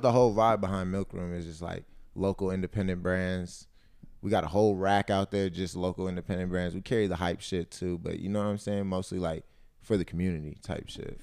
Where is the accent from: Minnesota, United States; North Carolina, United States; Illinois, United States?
North Carolina, United States; now in Los Angeles, United States; I'm from North Carolina